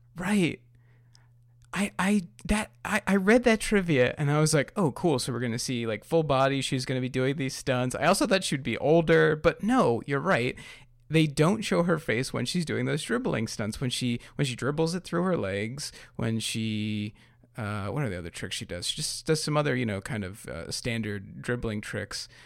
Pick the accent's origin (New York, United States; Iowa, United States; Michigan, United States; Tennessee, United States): New York, United States; I'm from New York